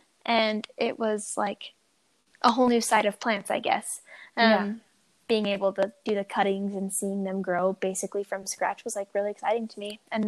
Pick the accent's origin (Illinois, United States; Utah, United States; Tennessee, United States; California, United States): Utah, United States; I'm 28. I'm born and raised in Utah.